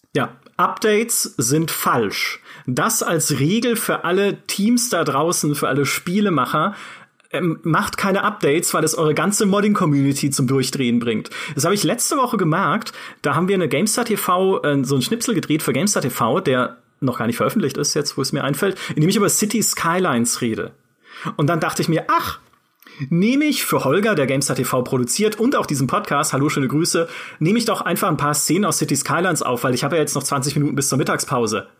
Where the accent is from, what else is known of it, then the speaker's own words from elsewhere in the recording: Karlsruhe, Baden-Württemberg, Germany; dem Karlsruher Schloss, ne, dem Schloss meiner Heimatstadt